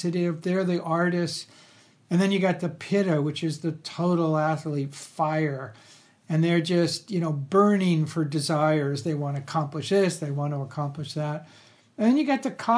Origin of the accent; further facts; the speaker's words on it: Los Angeles, California, United States; I grew up in Los Angeles